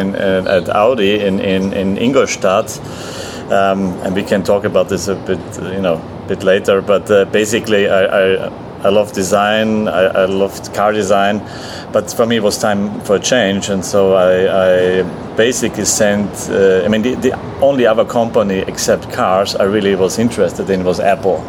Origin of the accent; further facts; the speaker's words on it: Austria; moved away as an adult; also born or lived in California, United States; now in Lisbon, Portugal; I come from Austria